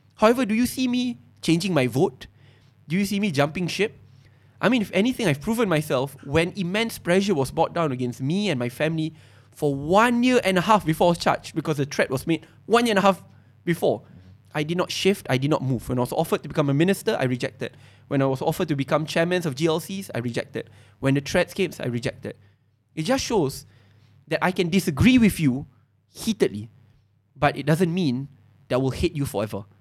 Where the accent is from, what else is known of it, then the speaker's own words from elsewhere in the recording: Malaysia; We are born in this country together